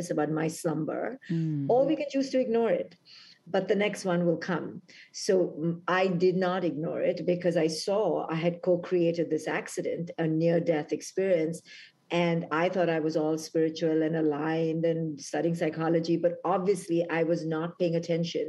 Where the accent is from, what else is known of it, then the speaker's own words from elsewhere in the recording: India; moved away as an adult; now in United States; when I was 21, when I came from India to America